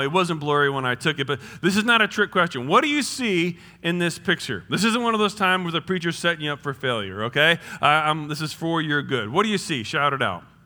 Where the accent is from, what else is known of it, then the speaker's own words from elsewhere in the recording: New Jersey, United States; now in Indiana, United States; I'm from New Jersey